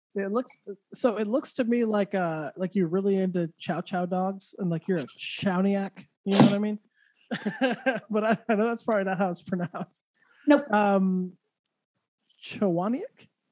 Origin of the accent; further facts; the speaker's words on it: Santa Fe, New Mexico, United States; I grew up in Santa Fe, which Santa Fe I know people like, ooh, Santa Fe, but it's actually a very small small place